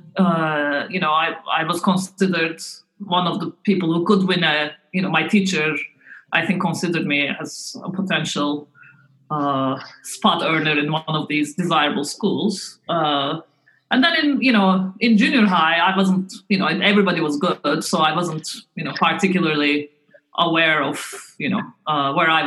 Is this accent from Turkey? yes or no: yes; Istanbul, Turkey; moved away as an adult; also born or lived in Ankara / United States; now in Cambridge, United Kingdom; I was born in Ankara, but when I was in primary school, my parents moved to Istanbul, and I really liked growing up in Istanbul.